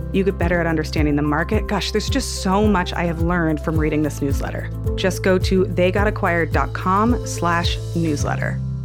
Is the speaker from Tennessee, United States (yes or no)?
no; Palo Alto, California, United States; I grew up in Palo Alto